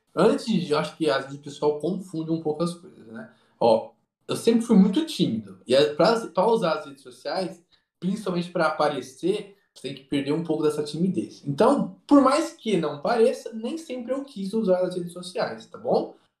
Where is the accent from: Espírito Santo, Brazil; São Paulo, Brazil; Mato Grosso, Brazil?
Mato Grosso, Brazil; Rio Branco; Quando eu era criança, eu morei em Rio Branco, no Mato Grosso.